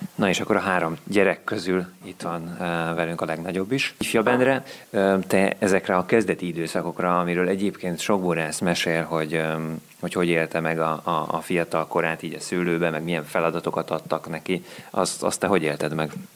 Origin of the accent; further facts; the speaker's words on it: Szigliget, Veszprém County, Hungary; Én Szigligeten nőttem fel, innen 5 kilométerre